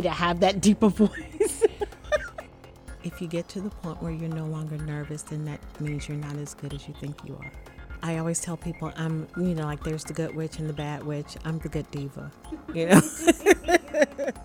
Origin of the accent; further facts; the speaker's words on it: Richmond, Virginia, United States; I am from Richmond, Virginia